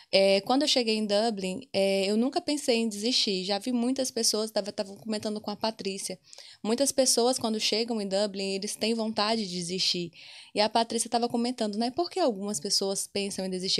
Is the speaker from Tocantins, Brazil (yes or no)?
yes; Alvorada, Tocantins, Brazil; moved away as an adult; now in Ireland; Sou de Alvorada, Tocantins